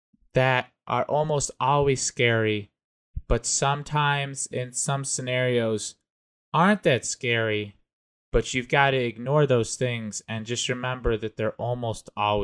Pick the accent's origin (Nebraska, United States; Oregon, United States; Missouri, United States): Nebraska, United States; Hi, everybody. … from Wiscosha, Nebraska.